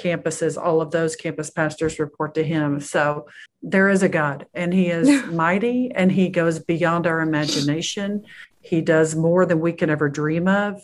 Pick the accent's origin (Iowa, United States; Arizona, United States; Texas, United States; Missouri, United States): Texas, United States; I was born and raised in Texas